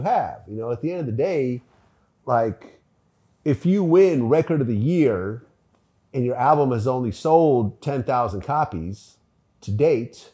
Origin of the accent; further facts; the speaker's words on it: the Bay Area, California, United States; we're both from the Bay